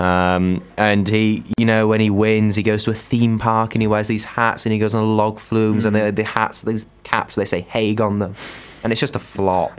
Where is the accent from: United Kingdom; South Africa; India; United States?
United Kingdom; Huddersfield, Yorkshire and the Humber; I'm from Huddersfield.